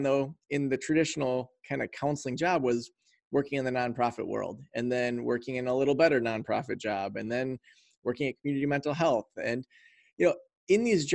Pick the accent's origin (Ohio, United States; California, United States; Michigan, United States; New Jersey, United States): Michigan, United States; Traverse City; I was raised in Traverse City, Michigan, went off, traveled around quite a bit, and then we landed back here in Traverse City, Michigan